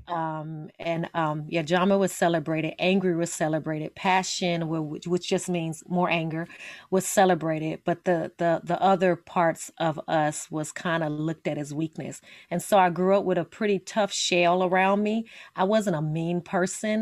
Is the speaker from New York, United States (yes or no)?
no; Las Vegas, Nevada, United States; I am from Las Vegas, Nevada, born and raised